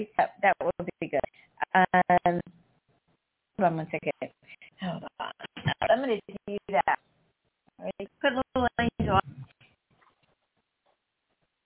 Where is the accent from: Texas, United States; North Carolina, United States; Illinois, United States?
North Carolina, United States; now in South Florida, United States; I grew up in North Carolina